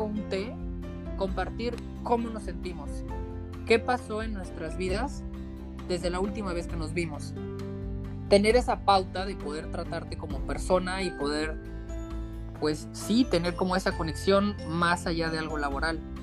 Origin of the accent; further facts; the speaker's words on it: Sinaloa, Mexico; soy norteño, soy de Sinaloa, me crié en un pueblo mágico